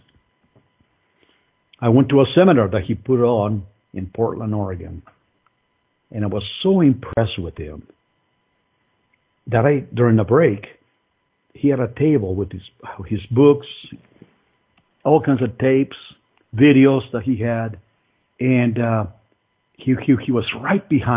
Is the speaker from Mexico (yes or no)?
yes; Mexico City, Mexico; now in United States; I was born in Mexico City, economically disadvantaged country and family